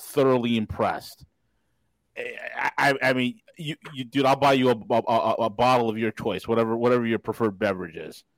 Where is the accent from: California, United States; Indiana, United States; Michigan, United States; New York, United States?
New York, United States; moved away; I'm just a New Yorker in exile.